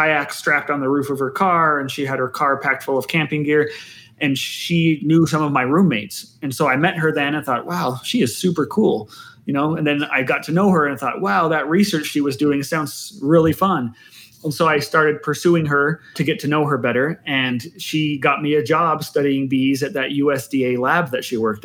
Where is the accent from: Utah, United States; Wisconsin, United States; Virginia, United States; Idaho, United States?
Utah, United States; Provo; I grew up in northern Provo.